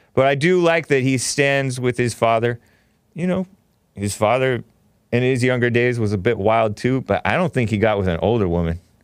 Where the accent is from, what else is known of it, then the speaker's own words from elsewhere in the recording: Southern California, United States; I'm from Southern California